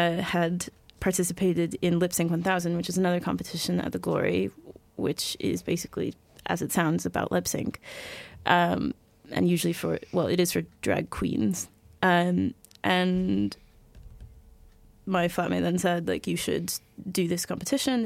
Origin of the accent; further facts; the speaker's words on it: United States; accent: American; moved away; As you may have guessed by my accent, I am in fact American